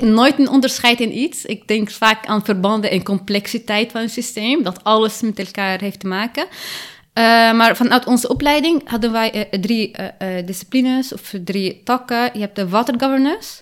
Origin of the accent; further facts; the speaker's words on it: Lebanon; now in Netherlands; ik ben in Libanon geboren